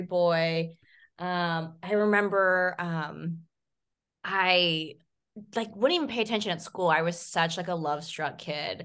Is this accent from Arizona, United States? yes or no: no; Visalia, California, United States; it was the Sequoia Mall. Um, Ooh. Um, yeah, in my hometown